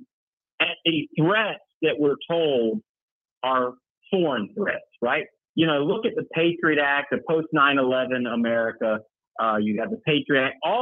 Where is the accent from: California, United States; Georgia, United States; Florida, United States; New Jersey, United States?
Florida, United States; Tampa; my hometown of Tampa